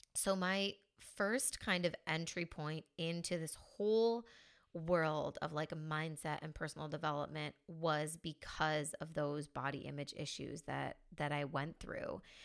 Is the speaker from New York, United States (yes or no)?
yes; a small town in New York, United States; moved away as an adult; now in Spain; So I'm originally from the States. I'm from a small town in New York.